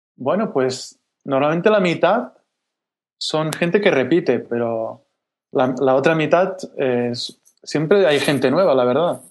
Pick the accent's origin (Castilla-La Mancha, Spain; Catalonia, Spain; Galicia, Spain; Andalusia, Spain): Catalonia, Spain; yo soy catalán